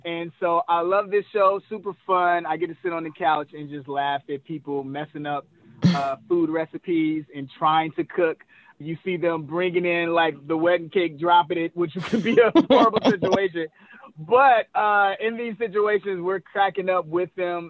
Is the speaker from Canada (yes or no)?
no; Chicago, Illinois, United States; now in California, United States; we're from Chicago